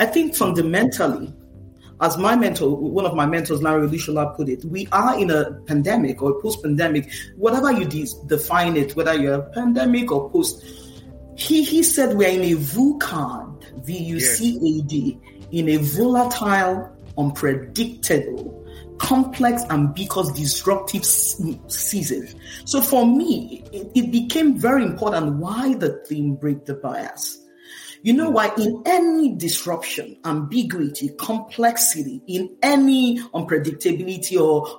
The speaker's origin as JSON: {"language": "English", "country": "Nigeria", "moved": "yes", "lives_now": "United States", "said": "I'm Nigerian-American, Nigerian by heritage, American by naturalization."}